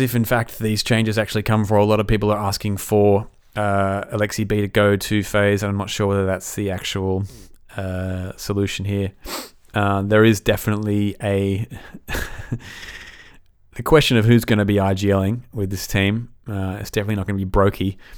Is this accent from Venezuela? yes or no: no; Australia; as an Aussie